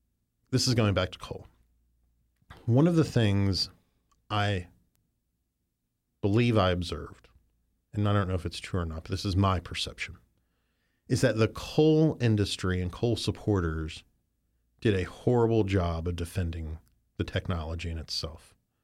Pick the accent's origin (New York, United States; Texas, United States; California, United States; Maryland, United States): Maryland, United States; also born or lived in West Virginia; I'm from Western Maryland, and lived in West Virginia for some during my early teen years.